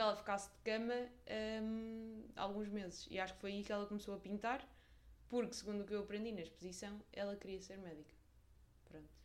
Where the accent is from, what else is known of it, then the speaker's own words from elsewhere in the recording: Portugal; Nós, os portugueses